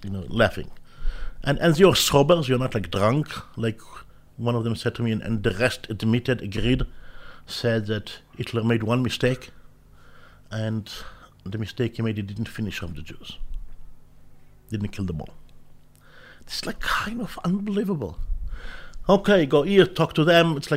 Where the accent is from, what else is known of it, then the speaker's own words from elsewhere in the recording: Israel; I was born in Israel